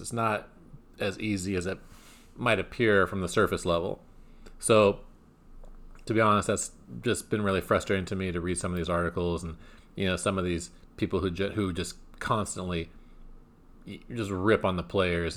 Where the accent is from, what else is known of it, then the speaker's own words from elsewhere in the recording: California, United States; my home state